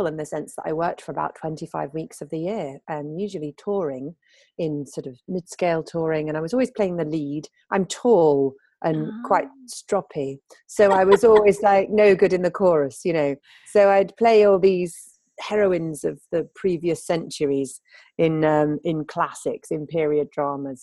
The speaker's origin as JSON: {"language": "English", "town": "Sheffield", "region": "Yorkshire and the Humber", "country": "United Kingdom", "tie": "born or raised there", "also_born_or_lived": "Devon / London", "accent": "posh northern", "moved": "yes", "said": "I decided to move to Devon, which is where I was born, although I was brought up in Sheffield, hence my clearly northern accent."}